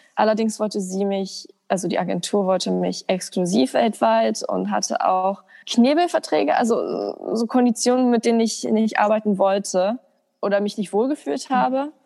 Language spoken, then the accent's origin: German; Germany; als Deutsche